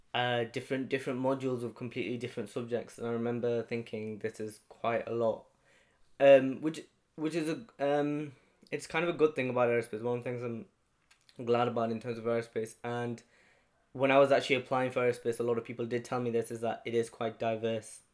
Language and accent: English; Halifax, Yorkshire and the Humber, United Kingdom; I come from Halifax in West Yorkshire